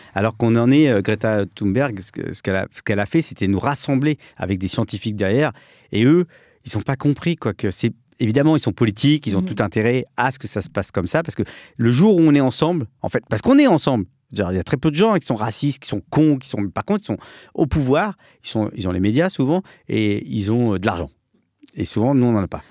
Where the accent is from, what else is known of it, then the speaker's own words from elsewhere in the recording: France; je suis né en France. Je suis le seul